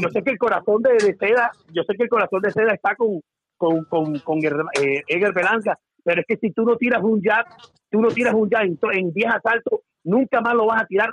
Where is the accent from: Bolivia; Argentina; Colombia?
Colombia; now in Dubai, United Arab Emirates; yo soy colombiano, hace 35 años me vine para acá, para, para Dubái, soy colombiano